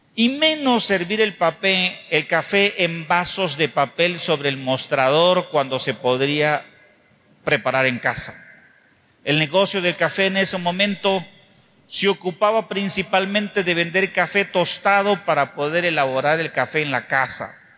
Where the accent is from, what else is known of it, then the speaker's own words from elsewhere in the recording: Mexico; nosotros como mexicanos